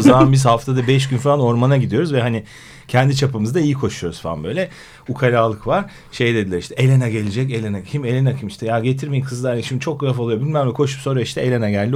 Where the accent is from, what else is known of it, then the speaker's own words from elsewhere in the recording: Istanbul, Turkey; 74 doğumluyum İstanbul.